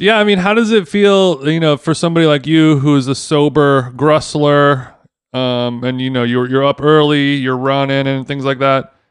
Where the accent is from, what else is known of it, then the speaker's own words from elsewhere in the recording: United Kingdom; now in Los Angeles, United States; as a Brit